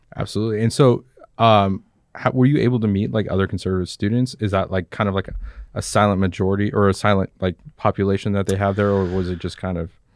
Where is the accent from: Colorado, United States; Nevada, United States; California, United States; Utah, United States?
Nevada, United States; Las Vegas; moved away; also born or lived in Arizona; growing up in Las Vegas